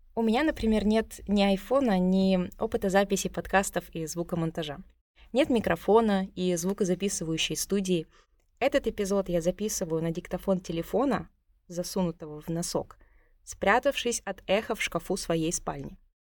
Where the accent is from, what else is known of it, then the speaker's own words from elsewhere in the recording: Tuva, Russia; из Тувы